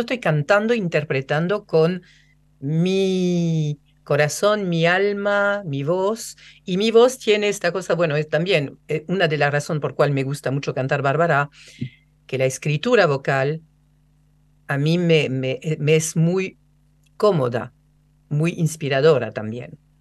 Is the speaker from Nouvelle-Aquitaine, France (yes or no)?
no; Rouen, Normandy, France; Spanish is a second language; now in Argentina; mi pueblo, que es Rouen. Rouen es un pueblo gris, lloviznoso.